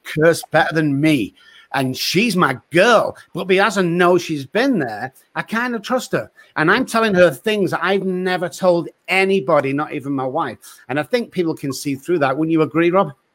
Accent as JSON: {"language": "English", "region": "England", "country": "United Kingdom", "moved": "yes", "said": "I'm English, I'm like, \"Where are you from?\" And, uh, I say, \"England.\""}